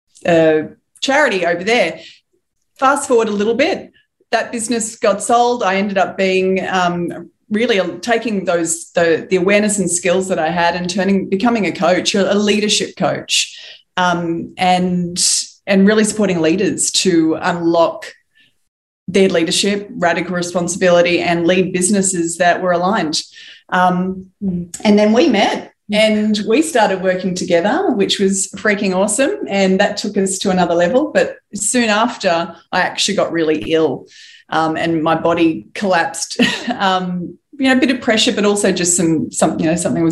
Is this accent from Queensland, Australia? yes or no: no; Wollongong, New South Wales, Australia; I was born in the Gong. For anyone that doesn't know that, it's Wollongong.